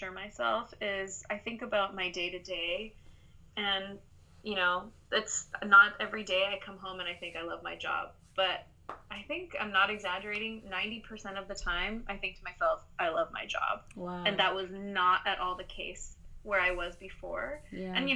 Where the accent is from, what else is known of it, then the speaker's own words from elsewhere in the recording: Gwangju, South Korea; moved away; My mother is Korean, and I grew up in this town called Gwangju